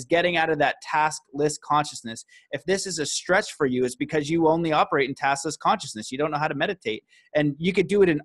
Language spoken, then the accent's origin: English; Canada; a Canadian boy